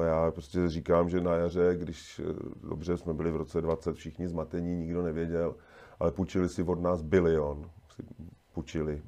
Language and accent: Czech; České Budějovice, South Bohemian Region, Czechia; já jsem z Budějovic